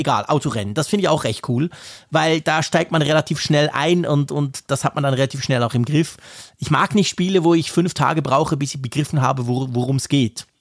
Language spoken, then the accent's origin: German; Switzerland; als Schweizer